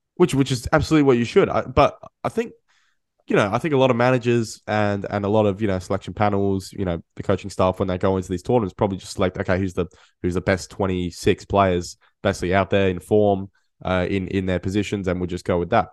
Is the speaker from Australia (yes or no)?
yes; Australia; for us as, as Australian football fans